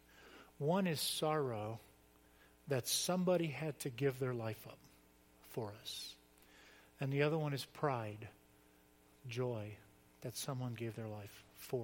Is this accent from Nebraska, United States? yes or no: no; Florida, United States; I grew up in Florida on the beach